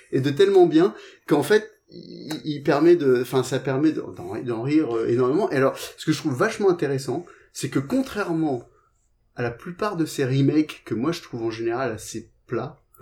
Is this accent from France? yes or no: no; England, United Kingdom; moved away; j'ai vécu en Angleterre, j'ai grandi en Angleterre.